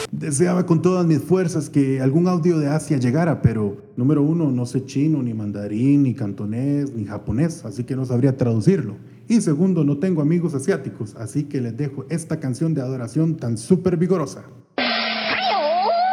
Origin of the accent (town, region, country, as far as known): Colombia